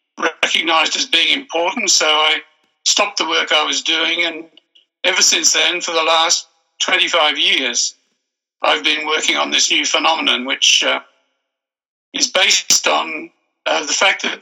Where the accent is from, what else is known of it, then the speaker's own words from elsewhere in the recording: Australia; I'm an Australian by birth